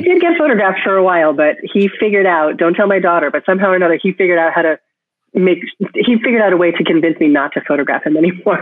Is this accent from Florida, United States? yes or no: no; Connecticut, United States; now in Cambridge, United States; my hometown in Connecticut